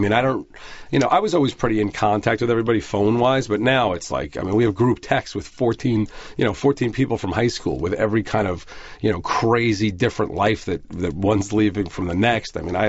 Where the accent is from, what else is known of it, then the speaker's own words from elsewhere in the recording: Merrick, New York, United States; moved away; I grew up in Merrick.